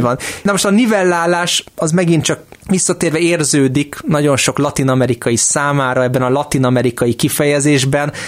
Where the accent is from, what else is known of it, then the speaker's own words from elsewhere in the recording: Hungary; én itt Magyarországon, magyarként élve